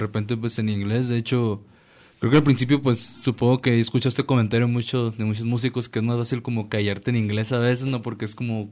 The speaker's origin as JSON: {"language": "Spanish", "town": "La Paz", "region": "Baja California Sur", "country": "Mexico", "moved": "yes", "lives_now": "Guadalajara, Mexico", "said": "todos somos de allá de La Paz"}